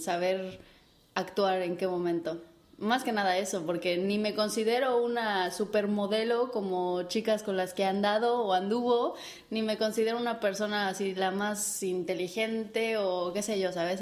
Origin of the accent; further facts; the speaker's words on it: Mexico; moved away as an adult; now in Spain; como buena mexicana chingona que soy